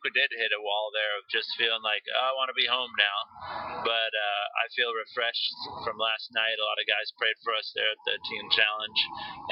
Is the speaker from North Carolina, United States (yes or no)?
yes; North Carolina, United States; we're from North Carolina